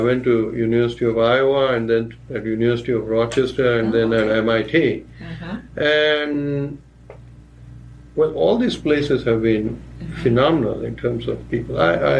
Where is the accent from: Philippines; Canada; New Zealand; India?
India; Gulbarga, Karnataka; first language Marathi; English is a second language; moved away; I grew up in Karnataka